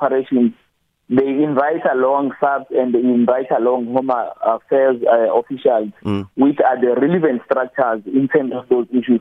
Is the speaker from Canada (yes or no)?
no; Johannesburg, Gauteng, South Africa; growing around Yeovil, you know, back in the day